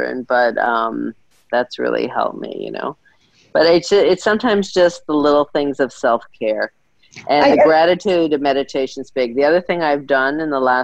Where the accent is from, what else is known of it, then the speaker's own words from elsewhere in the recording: New York, United States; I've always been a fashion girl, growing up in New York